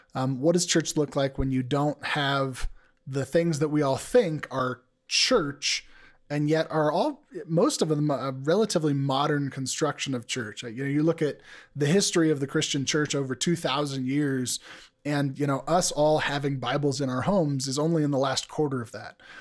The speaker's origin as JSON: {"language": "English", "country": "United States", "said": "as an American male"}